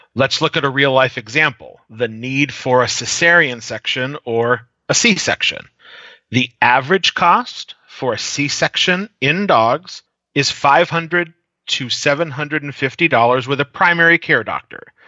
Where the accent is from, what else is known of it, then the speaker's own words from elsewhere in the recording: New Hampshire Seacoast region, United States; moved away as an adult; also born or lived in New York City metro region / Washington, D.C. metro region; now in Omaha, United States; I'm originally from the New Hampshire Seacoast region. Most people don't know that area, so I just say about an hour north of Boston is where I was raised.